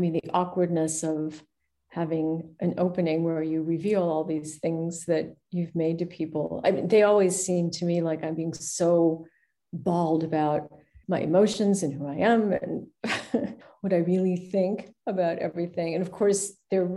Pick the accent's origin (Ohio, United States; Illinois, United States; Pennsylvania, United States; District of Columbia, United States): Ohio, United States; Cleveland; I grew up near, but certainly not on Lake Erie, because I'm from Cleveland.